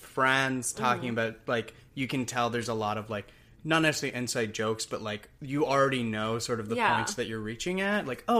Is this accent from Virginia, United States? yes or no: yes; Virginia, United States; moved away as an adult; also born or lived in Scotland / Texas; now in Los Angeles, United States; I grew up in Virginia, which like has like sort of a strong accent. And then I went to college in Texas and then I came out here.